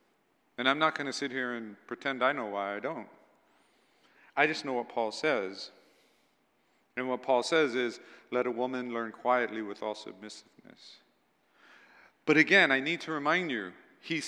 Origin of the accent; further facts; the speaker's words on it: United States; I'm an American